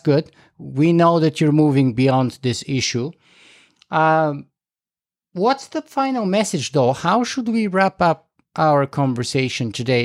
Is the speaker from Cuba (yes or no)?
no; Canada; me being a Canadian next to you, uh, watching from up north